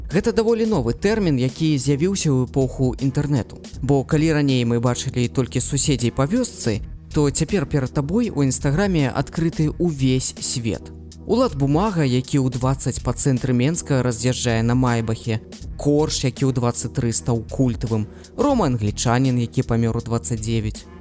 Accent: Mogilev, Mogilev Region, Belarus; Belarusian is a second language; сам нарадзіўся ў магілёве

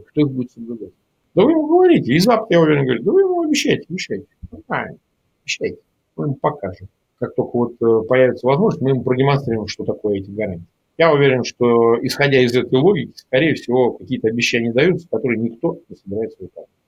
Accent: Russia; Ну, во-первых, я как россиянин вообще не считаю, нужно вмешиваться ни в какие выяснения.

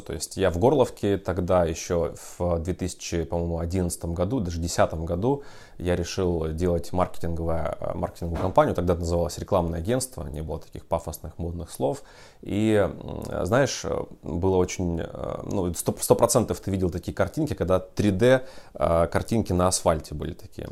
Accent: Ukraine; moved away as an adult; also born or lived in Horlivka; now in Russia; я сам из Украины

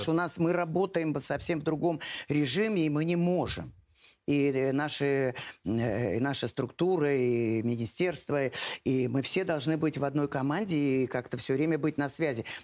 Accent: Astrakhan Oblast, Russia; moved away as an adult; also born or lived in Volga region; now in Moscow, Russia; Нет, я из, из Астраханской области. Астраханской да.

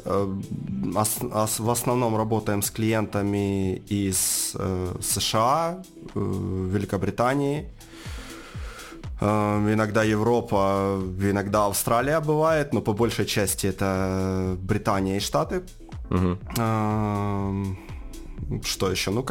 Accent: Donetsk, Donetsk Oblast, Ukraine; ну, я сам из Донецка. А, собственно, жил в Донецке, занимался чем ранее?

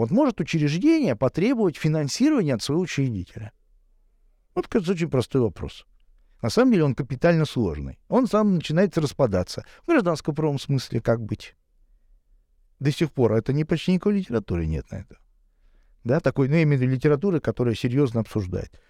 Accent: Saint Petersburg, Russia; я живу в Петербурге, я коренной петербуржец

